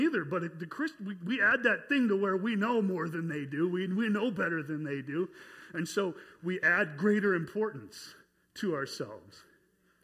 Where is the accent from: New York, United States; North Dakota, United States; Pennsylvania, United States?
North Dakota, United States; moved away as an adult; also born or lived in North Carolina; I was from North Dakota